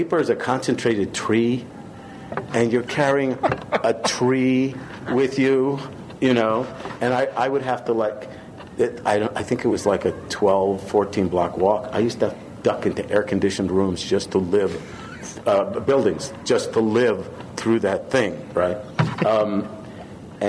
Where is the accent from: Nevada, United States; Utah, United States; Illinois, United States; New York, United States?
New York, United States; New York City; also born or lived in Wrocław, Poland / Israel; I was born in Breslau, Poland, and then at 6 months old, we moved to Israel, and at 5 years old, or 4 and a half or some such, we moved to Brooklyn, New York